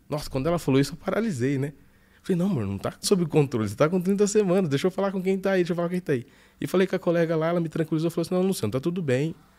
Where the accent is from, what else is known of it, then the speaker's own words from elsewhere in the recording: Mato Grosso, Brazil; moved away; Como um bom mato-grossense